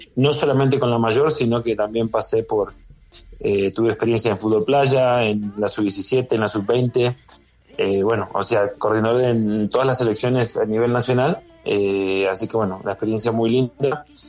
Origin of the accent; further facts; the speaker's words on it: Esquel, Chubut, Argentina; also born or lived in Spain / Greece / Mexico; now in Ecuador; yo soy nativo, nacido en Esquel, es que él es una ciudad en la Patagonia Argentina